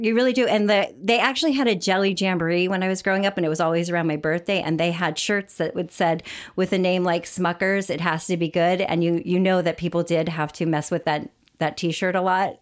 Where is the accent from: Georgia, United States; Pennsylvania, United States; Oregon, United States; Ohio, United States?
Ohio, United States; Orrville; I grew up in Orville, Ohio